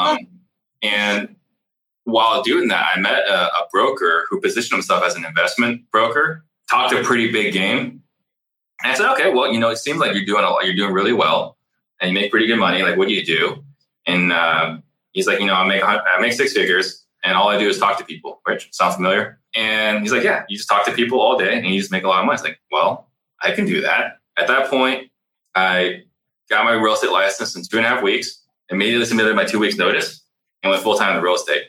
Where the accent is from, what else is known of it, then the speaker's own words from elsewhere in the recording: Tempe, Arizona, United States; also born or lived in Italy; the mobile home park I grew up in Tempe